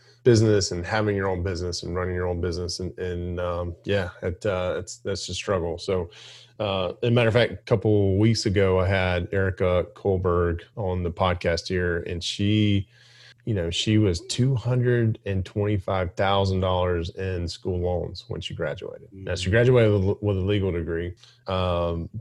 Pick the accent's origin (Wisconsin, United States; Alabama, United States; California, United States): Alabama, United States; I grew up in Alabama.